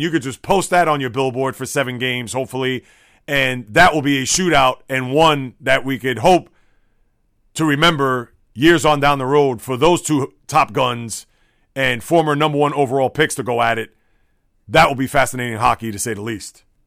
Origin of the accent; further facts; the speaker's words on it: New York City, New York, United States; when I was a boy, growing up in the Bronx